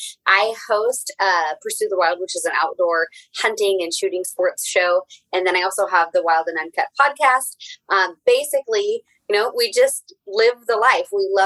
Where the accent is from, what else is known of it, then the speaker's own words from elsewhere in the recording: Oregon, United States; moved away as an adult; now in Wyoming, United States; I grew up in Oregon